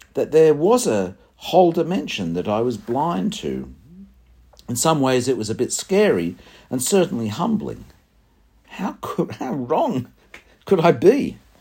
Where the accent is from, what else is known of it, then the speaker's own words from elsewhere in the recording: Sydney, New South Wales, Australia; I did a lot of my growing up in Sydney. I went to a high school at Irmington and university at North Ryde.